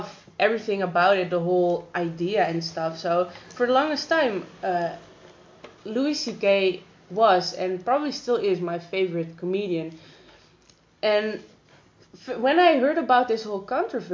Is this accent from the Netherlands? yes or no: yes; Amsterdam, North Holland, Netherlands; I grew up in Amsterdam, where there are a lot of perverts out in the street